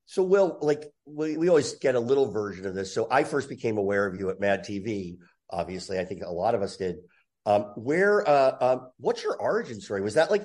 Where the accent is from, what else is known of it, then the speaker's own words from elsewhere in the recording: New Jersey, United States; I grew up in Jersey.